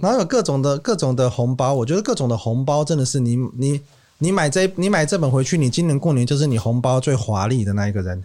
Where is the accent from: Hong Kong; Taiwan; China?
Taiwan; Kaohsiung; moved away as an adult; now in Taipei, Taiwan; 我， 我高雄人